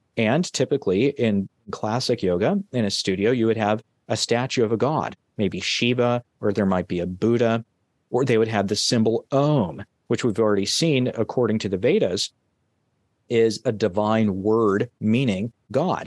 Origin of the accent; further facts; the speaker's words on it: California, United States; my home state, California.